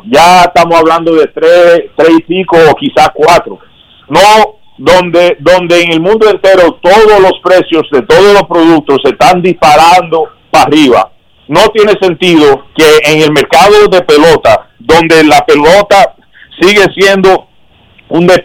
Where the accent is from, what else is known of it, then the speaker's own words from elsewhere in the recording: Dominican Republic; habría que nosotros como dominicana eh, representamos normalmente el 40 o el 50% de las firmas